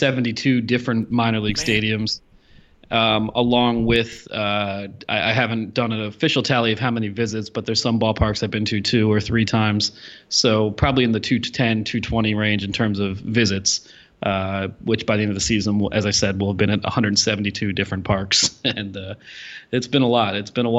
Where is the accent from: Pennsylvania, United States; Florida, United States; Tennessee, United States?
Pennsylvania, United States; now in New York City, United States; I grew up in Pennsylvania. I obviously live in New York City now